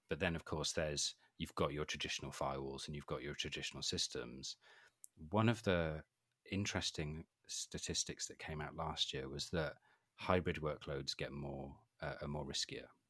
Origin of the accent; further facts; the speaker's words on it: Wales, United Kingdom; I'm from Wales